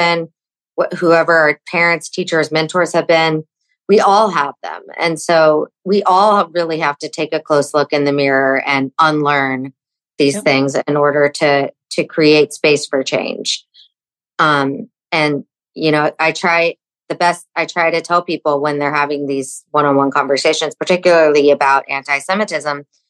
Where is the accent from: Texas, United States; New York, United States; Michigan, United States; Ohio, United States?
Texas, United States; Fort Worth; I remember growing up in Texas, and my parents raised me super open-minded, even though I was raised in Fort Worth, Texas